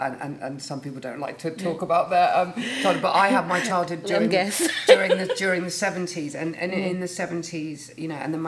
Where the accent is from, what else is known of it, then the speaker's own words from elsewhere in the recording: Salisbury, South West England, United Kingdom; I grew up in Salisbury, which is it's a city